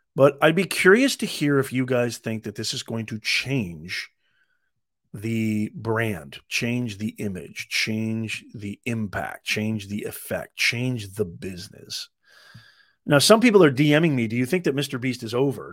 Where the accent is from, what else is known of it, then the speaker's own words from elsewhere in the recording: Evansville, Indiana, United States; also born or lived in Utah; now in California, United States; I was born in Utah, grew up in Evansville, Indiana, I now live in California